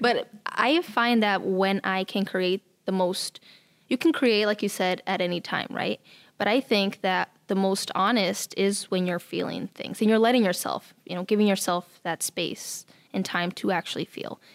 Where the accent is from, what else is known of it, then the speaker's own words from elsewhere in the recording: Nebraska, United States; moved away as an adult; also born or lived in Mexico / California; now in Sioux Falls, United States; I was born in Mexico, and then my family moved to California, and then from there to Nebraska. So I'm from Nebraska